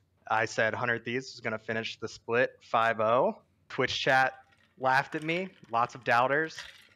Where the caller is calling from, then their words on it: Los Angeles, California, United States; Los Angeles, California